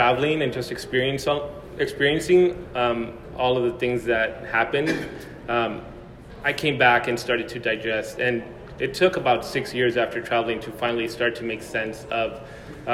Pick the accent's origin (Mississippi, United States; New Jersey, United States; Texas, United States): Texas, United States; El Paso; now in Seattle, United States; I grew up in El Paso, Texas